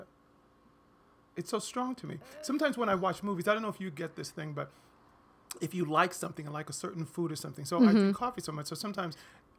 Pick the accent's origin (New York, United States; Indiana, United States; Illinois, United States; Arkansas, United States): Illinois, United States; Rockford; born there; also born or lived in Baltimore, Maryland; And I left when I was about 4. We moved to Rockford, Illinois, which I don't remember anything about except for that it was very cold.